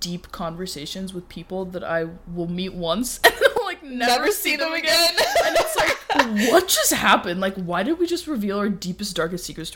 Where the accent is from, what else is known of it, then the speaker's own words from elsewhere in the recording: Dallas, Texas, United States; moved away as an adult; also born or lived in California; living in California is truly different than growing up in Dallas